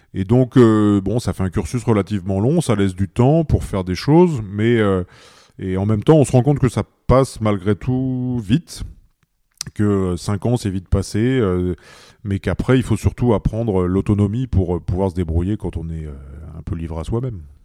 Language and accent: French; Pas-de-Calais, Hauts-de-France, France; moved away; also born or lived in Paris; j'ai commencé dans le Pas-de-Calais, dans mon village natal